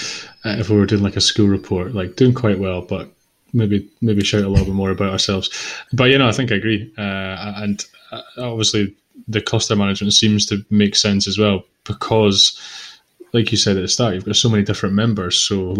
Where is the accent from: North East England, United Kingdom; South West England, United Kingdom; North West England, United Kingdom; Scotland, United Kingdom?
Scotland, United Kingdom; Yeah, that's just being Scottish, yeah, or indeed kind of, yeah, you've nailed it there. I think it's just the way we are.